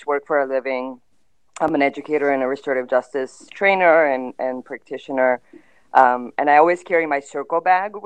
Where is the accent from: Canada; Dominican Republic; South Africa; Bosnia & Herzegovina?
Bosnia & Herzegovina; Mostar, Federation of Bosnia and Herzegovina; also born or lived in Philadelphia; now in Los Angeles, United States; I'm from Mostar, and I've always felt, you know, that I'm a Mostarka